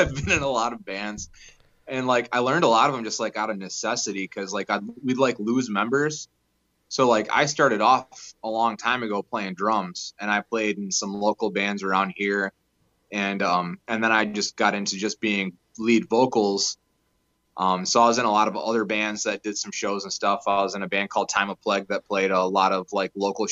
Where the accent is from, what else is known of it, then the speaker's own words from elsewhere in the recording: Muskegon, Michigan, United States; I'm from Muskegon, Michigan